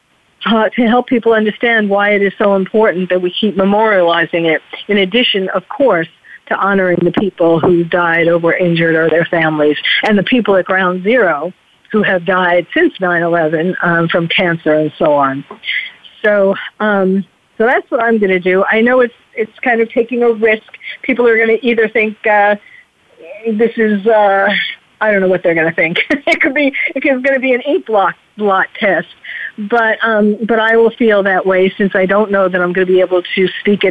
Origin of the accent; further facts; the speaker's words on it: New York, United States; moved away as an adult; now in California, United States; I am born and bred in New York, and I moved to California. I'm currently in California